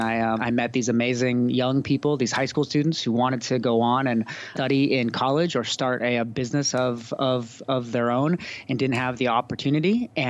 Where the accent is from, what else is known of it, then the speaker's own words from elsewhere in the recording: California, United States; moved away as an adult; also born or lived in Belfast, Northern Ireland / Cape Town, South Africa; I'm the author of a new book called Made for These Times. Bit of my story, I grew up in California, went to college down in Santa Barbara